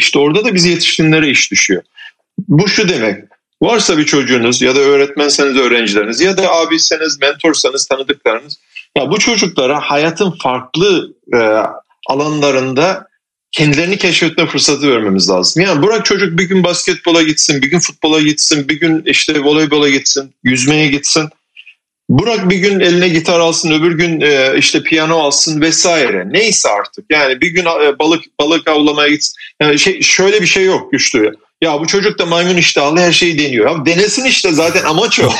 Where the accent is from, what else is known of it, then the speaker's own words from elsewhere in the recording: Turkey; Yani ben köylü çocuğum. Köyde yetiştim 18 yaşına kadar